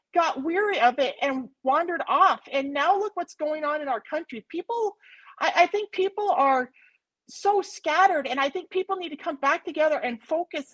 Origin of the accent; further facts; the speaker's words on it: United States; I'm an American